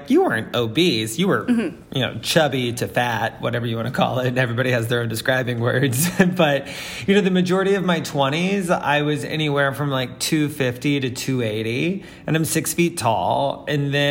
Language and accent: English; Florida Panhandle, United States; also born or lived in Alabama; now in New York, United States; I'm from the South. I come from the Florida Panhandle, almost Alabama, and then I technically moved here from Alabama